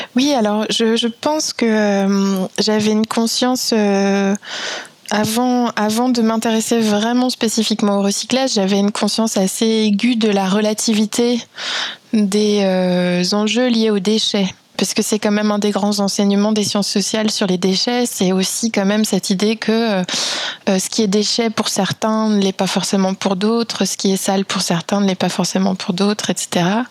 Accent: France; also born or lived in Belgium / Vietnam; je suis française

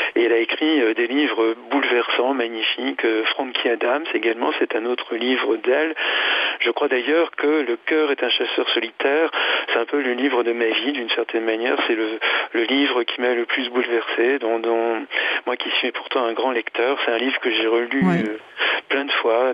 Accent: France; chez nous en France

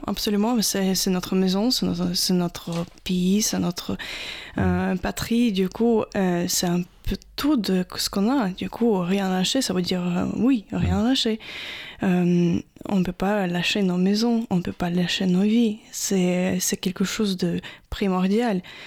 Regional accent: Odesa, Odesa Oblast, Ukraine; French is a second language; moved away as an adult; now in France; Je viens du sud d'Ukraine, plus précisément d'Odessa

